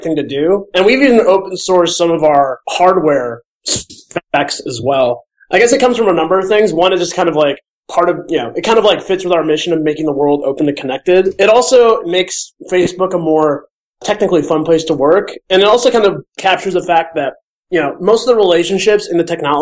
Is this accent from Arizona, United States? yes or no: no; Minnesota, United States; also born or lived in Michigan; now in Bay Area, United States; I'm from Minnesota originally, and I live in the Bay Area